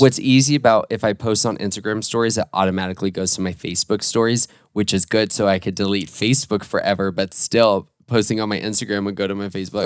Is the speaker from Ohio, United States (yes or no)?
no; Orlando, Florida, United States; I was born and raised in Orlando